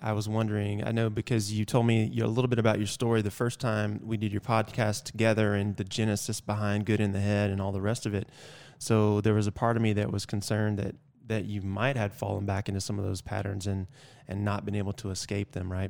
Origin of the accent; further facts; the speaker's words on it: Georgia, United States; moved away; also born or lived in North Carolina / Virginia; I'm from Georgia originally.